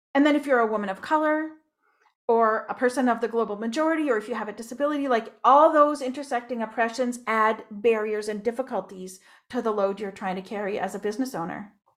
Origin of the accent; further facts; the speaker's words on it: Moncton, New Brunswick, Canada; moved away; also born or lived in Ontario; I was born in Moncton, New Brunswick